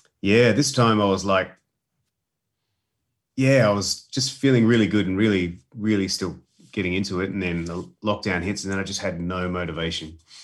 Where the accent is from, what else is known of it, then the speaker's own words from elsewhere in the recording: Adelaide, South Australia, Australia; moved away as an adult; So, Clayton and I, my brother and I, we grew up in Adelaide.